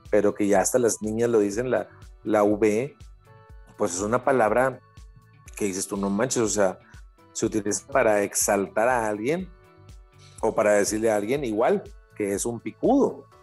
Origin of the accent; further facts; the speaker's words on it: Culiacancito, Sinaloa, Mexico; now in Monterrey, Mexico; yo vengo de Sinaloa en realidad de una parte de afuera de la capital de Sinaloa, que es Culiacán, algo llamado Culiacancito.